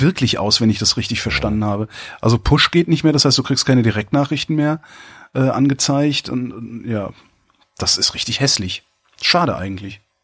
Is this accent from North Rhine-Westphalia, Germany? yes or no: yes; Cologne, North Rhine-Westphalia, Germany; now in Berlin, Germany; ich als Kölner